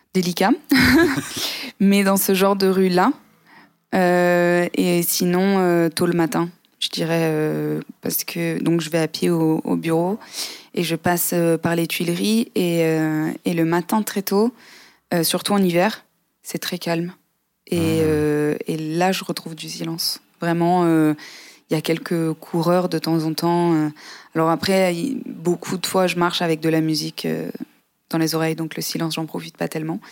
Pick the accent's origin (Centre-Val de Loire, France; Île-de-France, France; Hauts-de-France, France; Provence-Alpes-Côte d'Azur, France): Provence-Alpes-Côte d'Azur, France; near Aix-en-Provence; moved away as an adult; also born or lived in London; now in Paris, France; j'ai grandi dans le sud